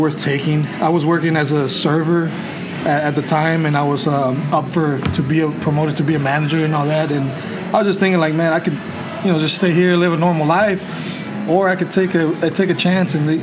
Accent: by Nacogdoches, Lufkin, East Texas, United States; also born or lived in Atlanta, Georgia / Houston, Texas; I'm from East Texas, out by Nacogdoches, Lufkin

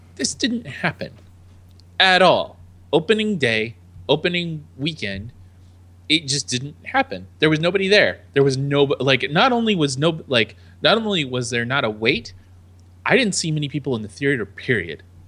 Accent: United States; I am the American

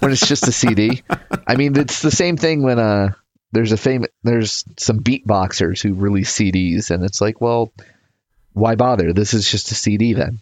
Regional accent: United States; I'm from America.

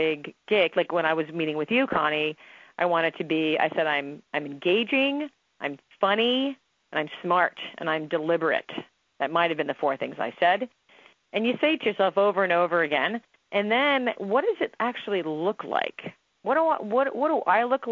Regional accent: New Jersey, United States; I'm from New Jersey. I'm Italian

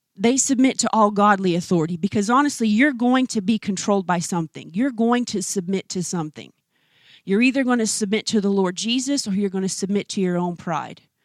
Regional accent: United States; as American women

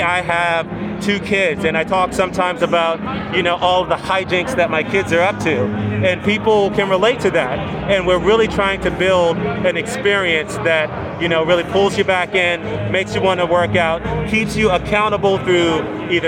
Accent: Washington, District of Columbia, United States; I grew up in Washington, D.C.

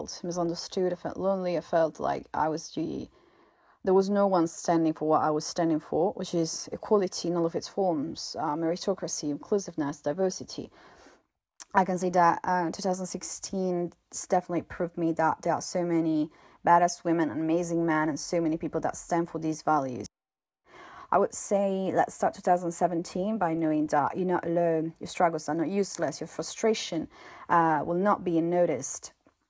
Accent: Italy; English is a second language; now in Brussels, Belgium; I'm from Italy, but I'm currently living in Brussels in Belgium

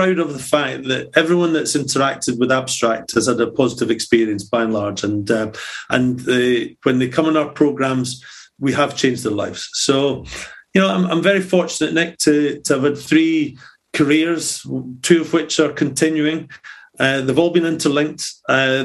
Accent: Scotland, United Kingdom; as a Scotsman

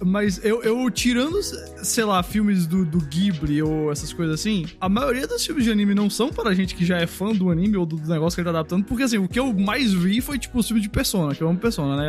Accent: Recife, Pernambuco, Brazil; eu tô em Recife, que é a minha cidade natal.

